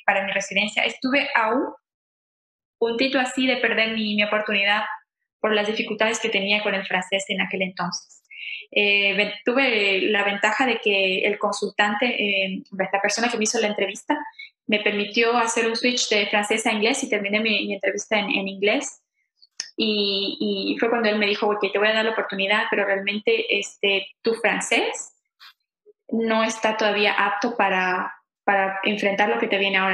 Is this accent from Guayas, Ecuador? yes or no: no; Quito, Pichincha, Ecuador; moved away as an adult; also born or lived in Santo Domingo, Ecuador; now in Montreal, Canada; vengo de, Ecuador, nací en Santo Domingo, una ciudad muy pequeñita de Ecuador. Bueno, cuando tenía aproximadamente 7, 8 años me mudé a Quito, que es la capital, y bueno, viví ahí hasta que decidí emigrar aquí a Canadá